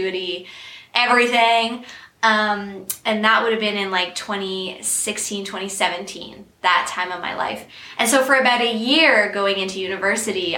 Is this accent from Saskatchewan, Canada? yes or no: no; Peterborough, Ontario, Canada; I am from Peterborough, Ontario